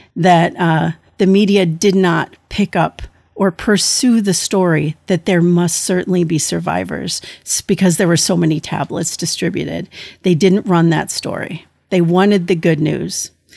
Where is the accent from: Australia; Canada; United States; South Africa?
United States; I am an American thalidomide survivor